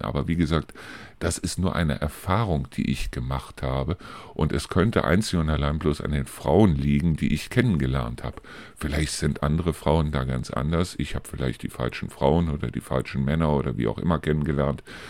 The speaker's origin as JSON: {"language": "German", "town": "Neuss", "region": "North Rhine-Westphalia", "country": "Germany", "tie": "born or raised there", "moved": "yes", "lives_now": "Hofgeismar, Germany", "said": "aus meiner alten Heimat zum Beispiel berichten, aus Neuss"}